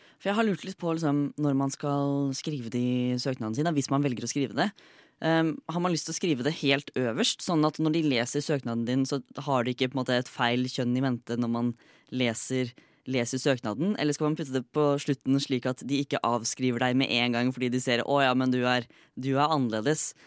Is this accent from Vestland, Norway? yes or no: no; Fredrikstad, Østfold, Norway; now in Oslo, Norway; Fremdeles fra Fredrikstad. Bor fremdeles i Oslo.